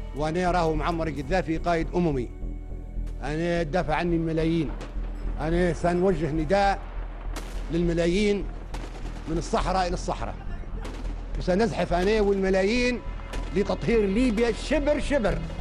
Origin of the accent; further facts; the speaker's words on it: Raqqa, Raqqa Governorate, Syria; من الرقة